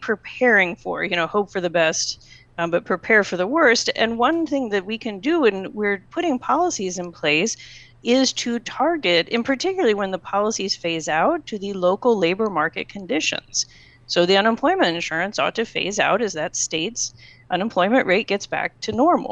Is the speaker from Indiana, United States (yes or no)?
yes; the Midwest, Indiana, United States; moved away; I grew up in the Midwest. The last thing my family wants to do in Indiana is move to New York City